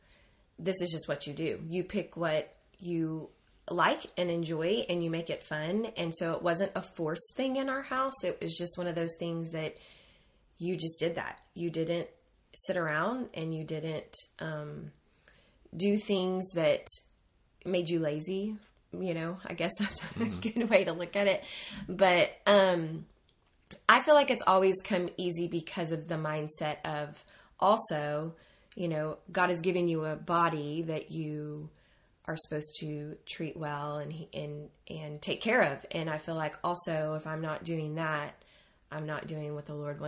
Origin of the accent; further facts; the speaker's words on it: Houston, Texas, United States; now in College Station, United States; We both graduated from A&M, both born and raised in Houston